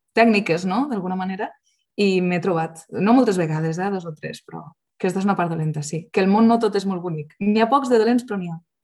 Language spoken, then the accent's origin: Catalan; Lleida, Catalonia, Spain; soc lleidatana de pura cepa